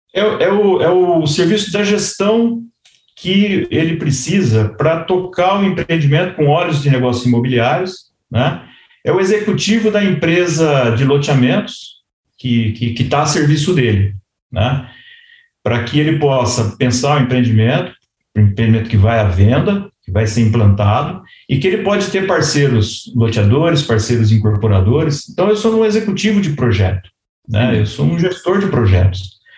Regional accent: Bauru, São Paulo, Brazil; accent: interior R (caipira); also born or lived in Tupã, Brazil / São Carlos, Brazil; now in Jundiaí, Brazil; nasci em Tupã, no interior de São Paulo, cresci em Bauru, estudei em São Carlos

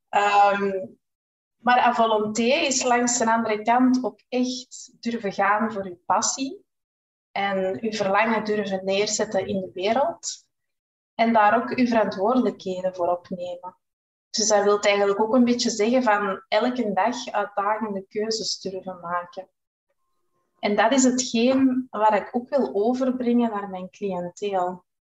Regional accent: Groningen, Netherlands; Ehm, ik ben dus … Ik ben afkomstig uit Groningen. Ik ben 43 jaar

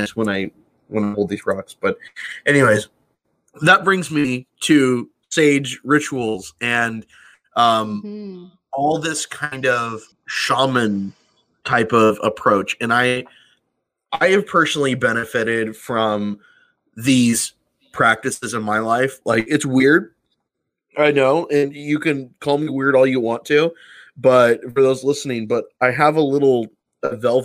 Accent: California, United States; moved away; also born or lived in New Mexico; I'm from California

